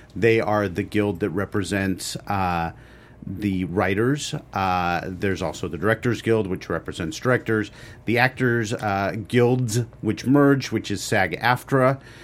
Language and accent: English; Los Angeles, California, United States; I grew up in Los Angeles.